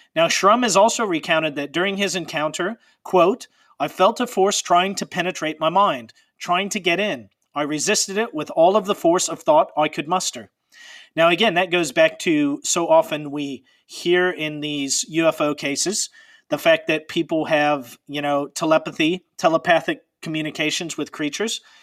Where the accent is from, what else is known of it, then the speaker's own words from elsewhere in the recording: Pacific Northwest, United States; I'm from the Pacific Northwest